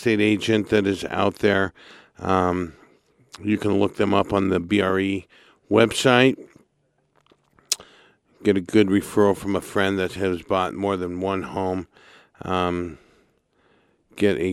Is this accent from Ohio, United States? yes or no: no; Santa Barbara, California, United States; my hometown